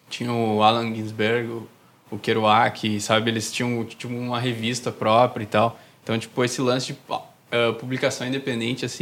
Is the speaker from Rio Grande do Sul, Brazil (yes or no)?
yes; Novo Hamburgo, Rio Grande do Sul, Brazil; Sim, sou de Novo